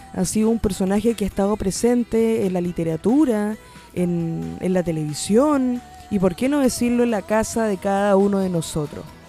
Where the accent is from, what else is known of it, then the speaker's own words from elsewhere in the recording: Chile; also born or lived in Santiago, Chile; now in Coquimbo Region, Chile; ha sido parte de nuestra, de nuestra historia como, como chilenos